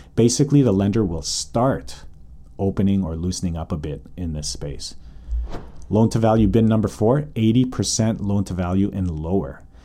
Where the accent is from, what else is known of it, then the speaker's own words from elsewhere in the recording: Calgary, Alberta, Canada; now in North Vancouver, Canada; born and raised in Calgary, currently living in North Vancouver.